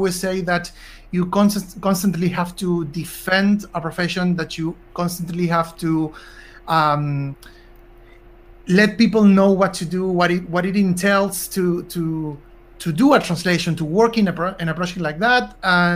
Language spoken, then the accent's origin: English; Argentina; I'm from Argentina